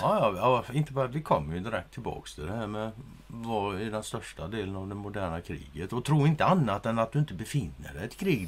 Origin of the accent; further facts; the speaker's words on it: Sweden; som svensk